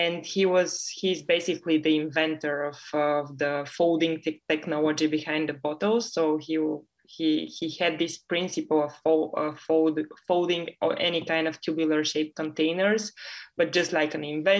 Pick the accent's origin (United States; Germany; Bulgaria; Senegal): Bulgaria; also born or lived in United Kingdom; I come from Bulgaria